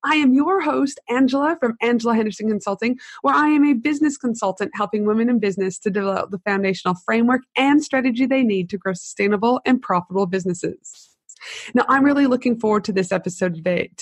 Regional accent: Canada; also born or lived in United States / Tasmania, Australia; now in Brisbane, Australia; I'm from Canada

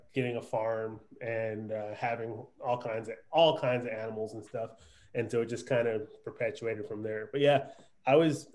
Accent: East Coast, United States; now in Texas, United States; I'm originally from the East Coast

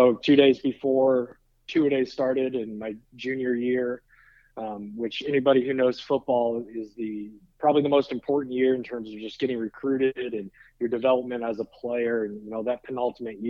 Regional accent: South Bend, Indiana, United States; growing up in South Bend, Indiana

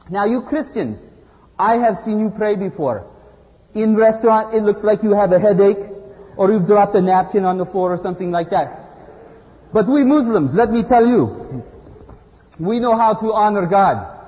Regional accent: Izmir, Turkey; English is a second language; I come from Izmir, Turkey.

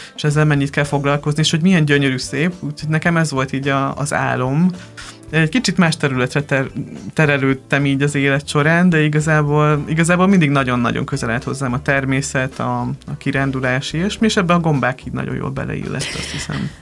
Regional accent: Lébény, Győr-Moson-Sopron, Hungary; Győr mellett nőttem fel, egy Lébény nevű faluban

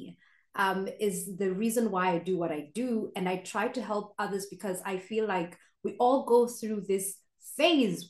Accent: Kenya; moved away as an adult; now in Austria; I'm Kenyan, born and raised, but I moved to Austria

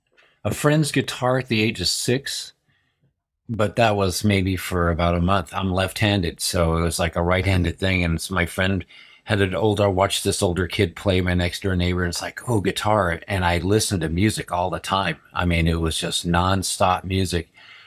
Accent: Berlin, Germany; born there; I was born in Berlin, and watching this carousel go around

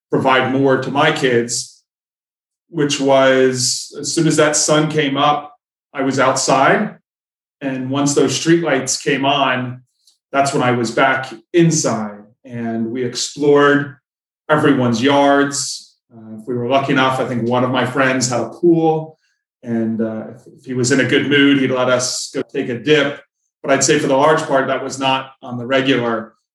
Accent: Jersey Shore, New Jersey, United States; I would say the majority of my childhood was spent growing up down the Jersey Shore, nestled somewhere right between Seaside Heights and, and Long Beach Island.

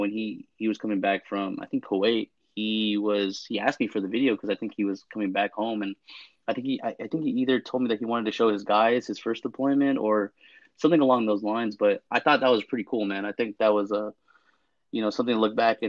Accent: San Francisco, California, United States; moved away as an adult; also born or lived in Fort Hood, Texas; born and raised in California, mostly San Francisco, back and forth, East Bay and the South Bay

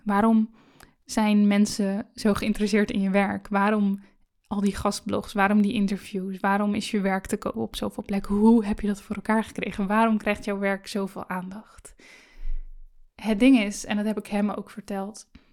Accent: Netherlands; Ik ben in Nederland geboren, ik ben veilig opgegroeid

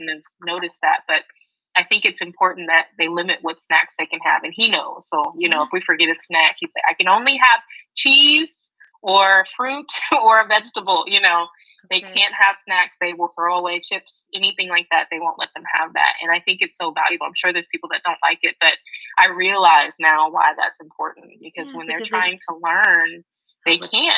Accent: United States; I grew up here in America

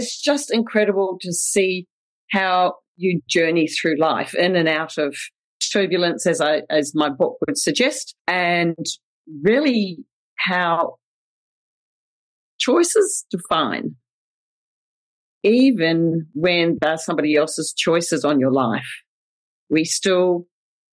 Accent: New Zealand; accent: Kiwi; also born or lived in Winfield, Kansas; I grew up in New Zealand with my sister, big sister, Debbie.

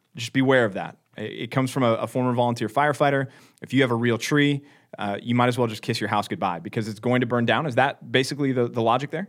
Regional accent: Dallas, Texas, United States; I'm from Dallas, Texas

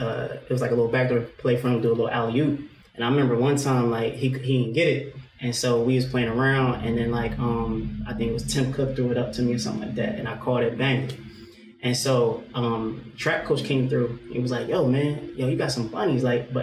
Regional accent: Philadelphia, Pennsylvania, United States; now in Glassboro, United States; As for me, I'm originally from West Philly.

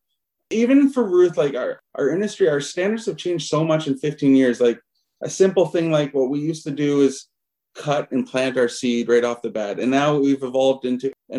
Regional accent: Alliston, Ontario, Canada; I grew up in Alliston for the most part. So my story is, grew up in rural central Ontario

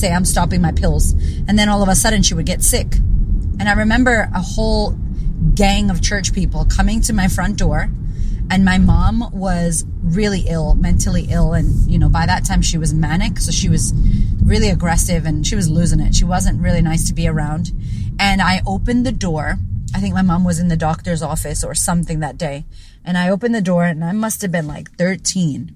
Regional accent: United States; now in Sydney, Australia; as an American

